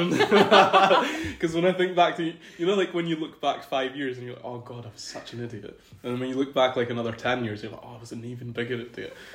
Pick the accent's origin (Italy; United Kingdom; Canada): United Kingdom; Scotland; also born or lived in Pakistan; I was born in Pakistan, and that's where I lived for about 10 years. Um, so, I was a little kid, and then we moved to the UK. and then I've spent the last 17 years growing up in Great Britain, mm-hmm. majorly in Scotland.